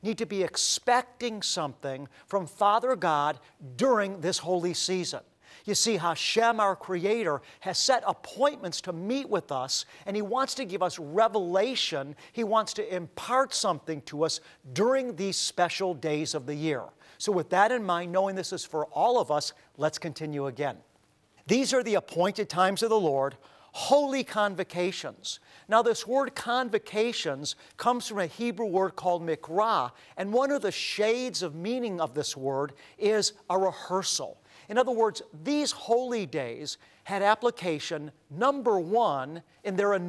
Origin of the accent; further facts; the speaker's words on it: Cleveland, Ohio, United States; as a young boy growing up in Cleveland, Ohio, how we went to synagogue.